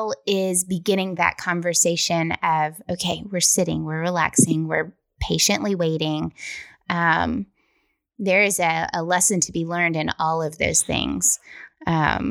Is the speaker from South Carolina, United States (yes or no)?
no; West Tennessee, United States; And I'm from West Tennessee